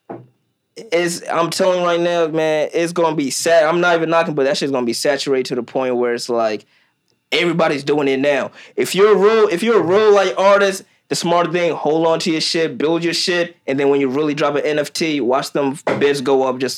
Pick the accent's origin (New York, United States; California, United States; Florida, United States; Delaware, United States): Delaware, United States; also born or lived in Kenya; I'm from Delaware.